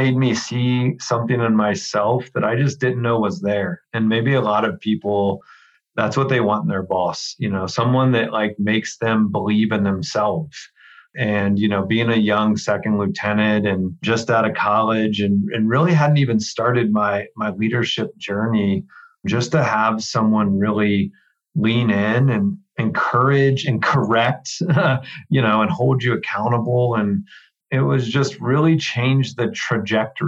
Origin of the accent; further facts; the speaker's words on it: Dayton, Ohio, United States; moved away; I worked in a furniture warehouse back in my hometown, Dayton, Ohio